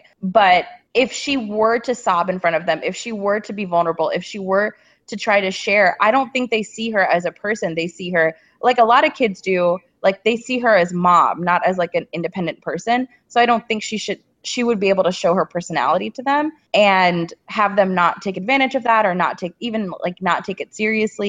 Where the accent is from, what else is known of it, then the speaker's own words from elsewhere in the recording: United States; not that I'm not an American, but growing up with parents who are not from here